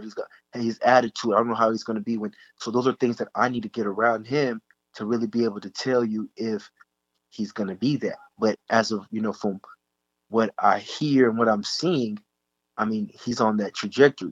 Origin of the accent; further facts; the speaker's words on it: Dallas, Texas, United States; I'm from the Dallas area.